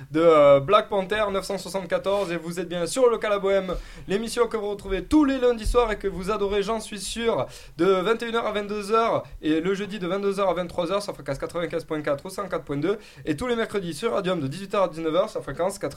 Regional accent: Réunion; Moi je suis réunionnais chinois exactement, croisé avec un portugais

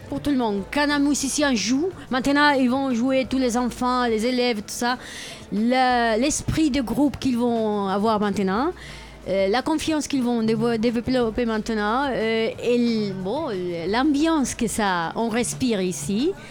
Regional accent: Barcelona, Catalonia, Spain; French is a second language; moved away; je viens de Barcelone

